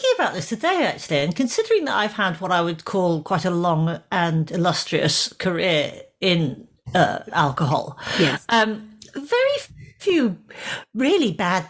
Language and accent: English; Glasgow, Scotland, United Kingdom; where I grew up in Glasgow.